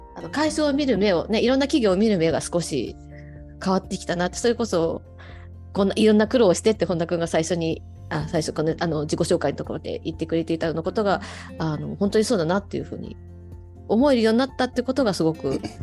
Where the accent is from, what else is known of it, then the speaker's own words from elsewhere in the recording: Fujisawa, Kanagawa, Japan; also born or lived in Yokohama; 神奈川県藤沢市です。藤沢出身